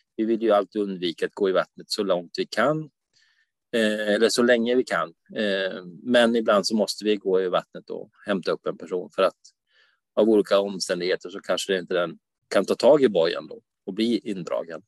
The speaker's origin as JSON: {"language": "Swedish", "town": "Umeå", "region": "Västerbotten County", "country": "Sweden", "moved": "yes", "lives_now": "Varberg, Sweden", "said": "jag är ju från Umeå fast jag bor i Varberg"}